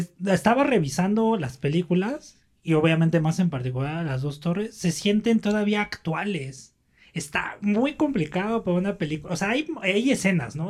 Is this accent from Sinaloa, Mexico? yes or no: no; Mexico City, Mexico; nosotros somos del norte de la Ciudad de México